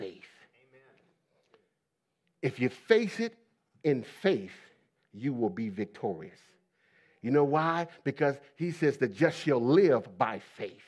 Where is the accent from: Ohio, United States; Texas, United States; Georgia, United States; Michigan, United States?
Ohio, United States; also born or lived in Pennsylvania; I grew up in the Middle East, stern part of the United States, Ohio. I was born in Pennsylvania, but raised in Ohio